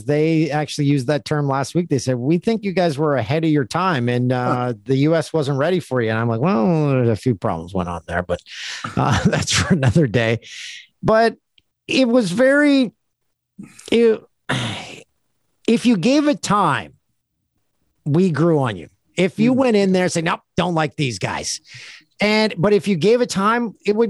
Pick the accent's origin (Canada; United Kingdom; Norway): Canada; we're proud of being Canadian